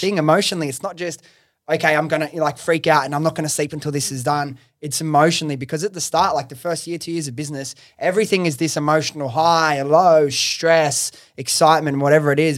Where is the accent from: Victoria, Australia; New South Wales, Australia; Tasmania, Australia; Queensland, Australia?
New South Wales, Australia; Sydney; I'm from Sydney, I love all my friends and family that I grew up